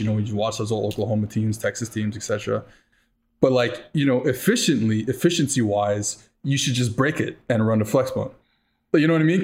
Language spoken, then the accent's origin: English; Montreal, Quebec, Canada; I'm from Montreal. I went to Concordia University